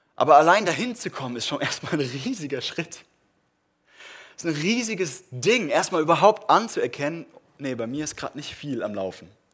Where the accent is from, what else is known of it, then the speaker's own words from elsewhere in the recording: Germany; wir machen das als Deutsche